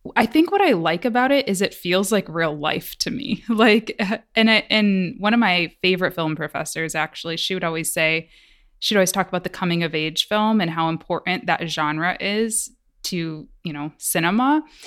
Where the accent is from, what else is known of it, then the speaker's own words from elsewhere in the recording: Michigan, United States; moved away; I'm from Michigan. I had never traveled really outside of Michigan at that point in my life.